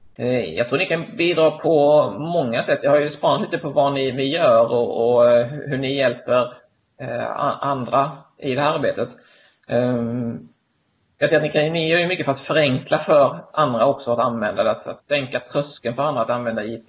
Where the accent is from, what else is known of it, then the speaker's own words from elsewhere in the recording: Lund, Skåne, Sweden; Jag är ehm, född och uppvuxen i Lund